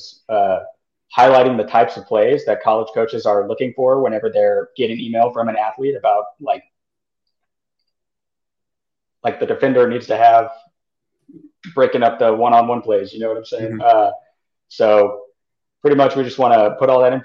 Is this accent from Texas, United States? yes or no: yes; San Antonio, Texas, United States; I'm from San Antonio, born and raised here